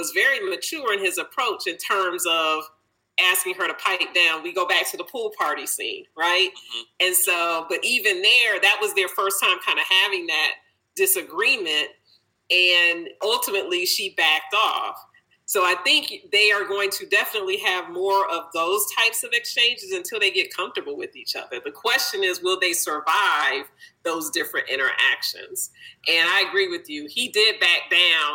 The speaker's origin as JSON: {"language": "English", "town": "Detroit", "region": "Michigan", "country": "United States", "said": "I'm from Detroit. We are larger than life personality-wise."}